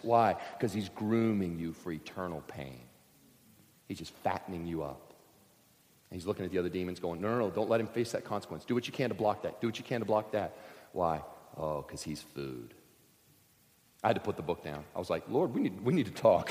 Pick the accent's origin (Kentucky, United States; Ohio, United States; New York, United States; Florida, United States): Kentucky, United States; I grew up in Kentucky, surrounded on three sides by crop fields.